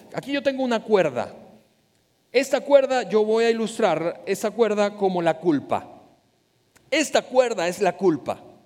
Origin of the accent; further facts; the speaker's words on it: Venezuela; somos venezolanos